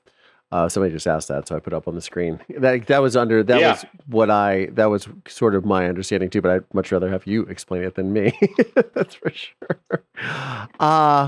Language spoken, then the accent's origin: English; Ohio, United States; moved away; also born or lived in Southern California; I grew up in Ohio, and I know what those middle of nowhere roads look like.